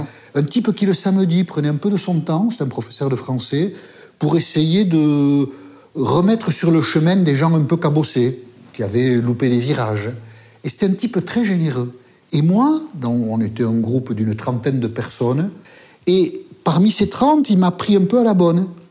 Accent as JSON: {"language": "French", "country": "France", "also_born_or_lived": "Paris", "accent": "Basque", "moved": "as an adult", "said": "Je viens d'arriver à Paris, je suis journaliste, elle a dû entendre mon accent basque"}